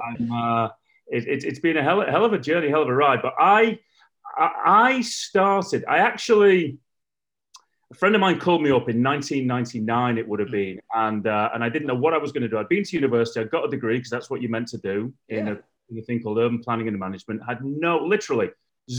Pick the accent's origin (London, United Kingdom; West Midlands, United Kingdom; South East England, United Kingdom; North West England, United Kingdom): North West England, United Kingdom; Liverpool; moved away as an adult; also born or lived in Spain; now in Los Angeles, United States; I'm originally from Liverpool, England.